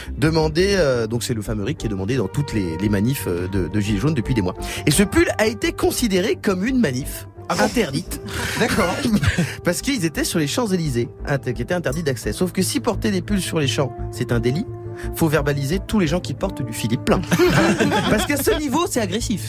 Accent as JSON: {"language": "French", "country": "France", "said": "chez nous en France"}